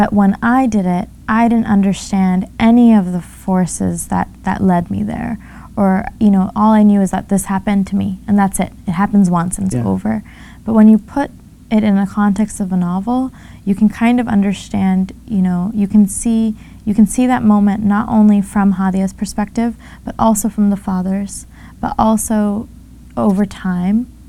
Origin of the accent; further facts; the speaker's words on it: California, United States; as a teenager growing up in California in this family